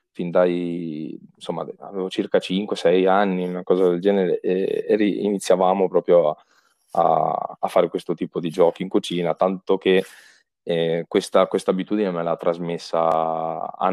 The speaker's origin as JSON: {"language": "Italian", "region": "Piedmont", "country": "Italy", "tie": "born or raised there", "said": "sono piemontese, eh, in effetti 100%, 100% piemontese, nato in Piemonte"}